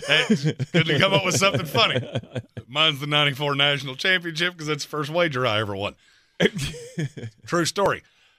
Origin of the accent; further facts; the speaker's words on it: North Carolina, United States; But I'm from North Carolina and I've seen it for too long.